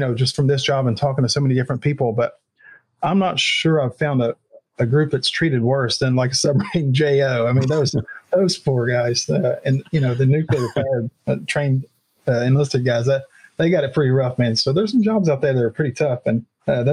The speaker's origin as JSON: {"language": "English", "region": "West Virginia", "country": "United States", "tie": "born or raised there", "moved": "as an adult", "said": "I grew up in West Virginia. I was very poor."}